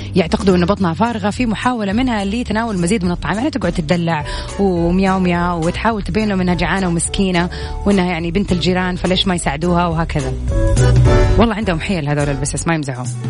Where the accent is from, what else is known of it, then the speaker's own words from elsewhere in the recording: Saudi Arabia; accent: Saudi; أنا قاعدة أحاول أتكلم اللهجة المصرية مع السعودية